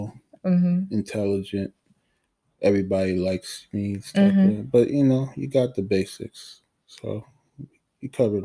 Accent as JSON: {"language": "English", "country": "Haiti", "tie": "born or raised there", "moved": "yes", "said": "I was born in Haiti"}